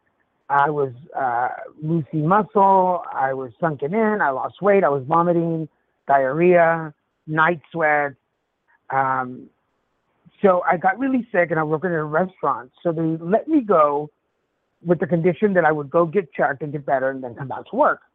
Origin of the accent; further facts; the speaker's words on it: Texas, United States; also born or lived in Mexico / Dallas, Texas; I'm originally from Mexico, raised in Texas